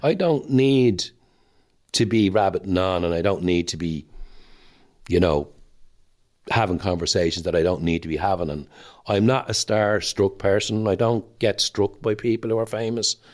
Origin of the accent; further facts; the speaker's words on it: Dublin, Leinster, Ireland; I'm Irish and I'm Dublin